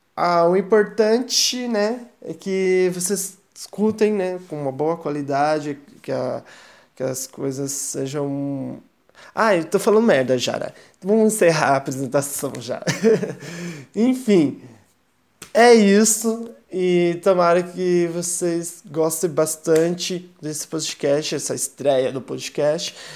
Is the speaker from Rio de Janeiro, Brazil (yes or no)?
no; Curitiba, Paraná, Brazil; sou de Curitiba